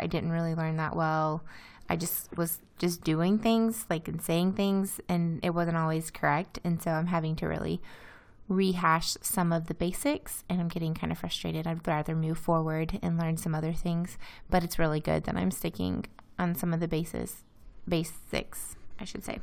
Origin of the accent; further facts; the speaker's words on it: Louisiana, United States; moved away as an adult; also born or lived in Iowa; now in Izmir, Turkey; my hometown in Louisiana